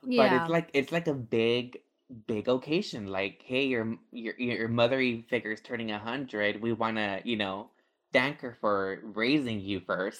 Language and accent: English; United States; as an American.